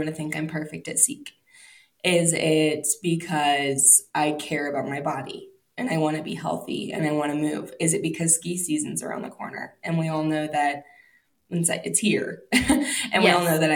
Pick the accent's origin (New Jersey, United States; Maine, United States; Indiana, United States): Indiana, United States; also born or lived in Wisconsin; now in Colorado, United States; we're both from Indiana and then we were both missionaries in Wisconsin.